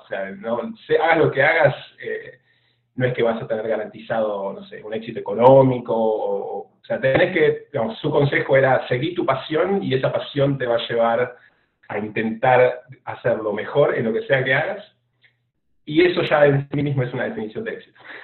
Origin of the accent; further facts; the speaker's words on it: Lanús, Buenos Aires Province, Argentina; accent: rioplatense; moved away as an adult; also born or lived in Australia; now in Houston, United States; yo soy de bueno, de Argentina, de la provincia de Buenos Aires, en la zona sur de la provincia, en un barrio que se llama Lanús